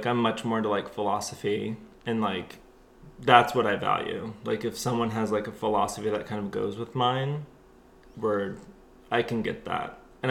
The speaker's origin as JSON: {"language": "English", "town": "Houston", "region": "Texas", "country": "United States", "said": "So yeah, it was in Texas. So it's like, you know, the buckle of the Bible Belt."}